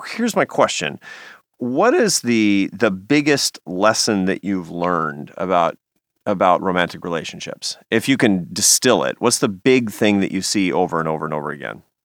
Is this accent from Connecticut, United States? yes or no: no; Seattle, Washington, United States; Seattle, Washington is my hometown